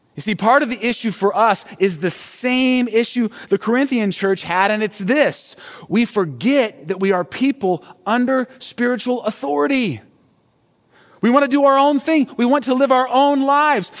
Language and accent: English; United States; this way of thinking and living is actually very familiar for us as Americans